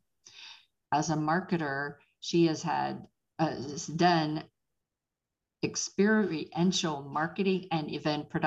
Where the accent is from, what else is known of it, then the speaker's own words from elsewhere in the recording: Pittsburgh, Pennsylvania, United States; moved away; I am originally from Pittsburgh